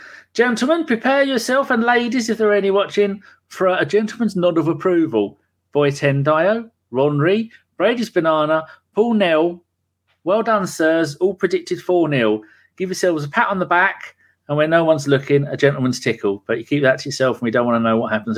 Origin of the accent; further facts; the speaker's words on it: England, United Kingdom; I'm English.